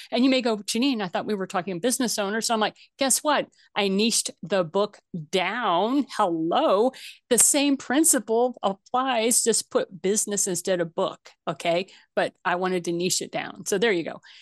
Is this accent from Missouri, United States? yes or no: yes; Missouri, United States; moved away; I'm originally from Missouri. That's where my family came, comes from